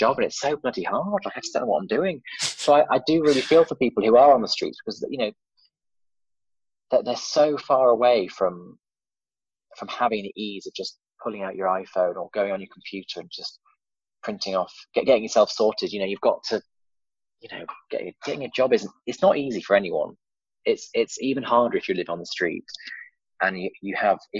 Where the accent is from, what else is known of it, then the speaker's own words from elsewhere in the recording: Cheshire, North West England, United Kingdom; also born or lived in Warrington; now in Cardiff, United Kingdom; I grew up in a village in Cheshire, little village